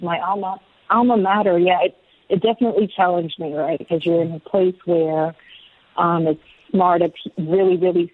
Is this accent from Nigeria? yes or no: yes; Nigeria; also born or lived in Lagos, Nigeria; now in United States; So we're Nigerian, we're very Nigerian, but we're also American.